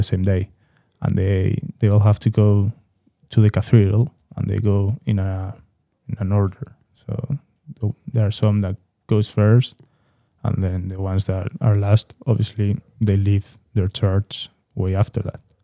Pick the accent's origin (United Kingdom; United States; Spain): Spain; Madrid, Community of Madrid; I'm from Madrid, but I also have the opportunity to have my father in Seville and visit Seville a lot